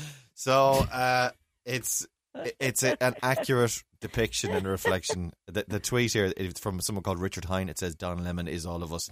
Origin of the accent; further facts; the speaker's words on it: County Mayo, Connacht, Ireland; I'm from Mayo.